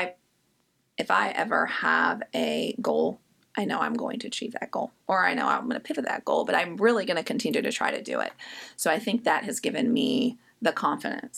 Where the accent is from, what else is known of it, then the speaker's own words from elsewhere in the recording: Indianapolis, Indiana, United States; now in Richmond, United States; I actually am not from Richmond, Virginia. I'm from Indianapolis.